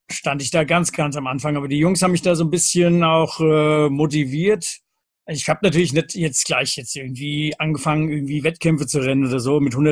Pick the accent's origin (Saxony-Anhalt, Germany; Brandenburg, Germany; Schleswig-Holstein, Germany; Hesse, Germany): Hesse, Germany; Lorbach; Ich komme aus Lorbach in der Nähe von Büdingen